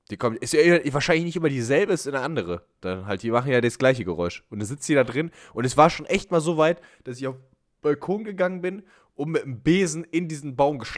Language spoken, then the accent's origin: German; Bavaria, Germany; Ich bin Bayer. Wir haben keine Gesundheit. Wir haben nur Bier.